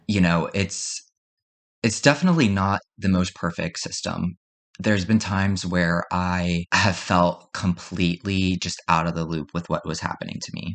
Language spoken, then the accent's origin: English; Perry Hall, Maryland, United States; I'm from Perry Hall, Maryland. I grew up in Maryland pretty much my whole life